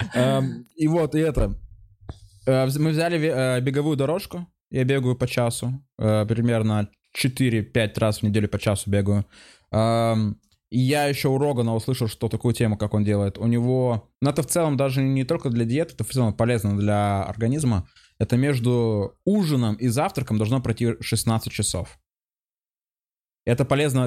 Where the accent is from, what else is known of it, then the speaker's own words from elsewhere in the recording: Chelyabinsk, Chelyabinsk Oblast, Russia; я еще из Челябинска сам по себе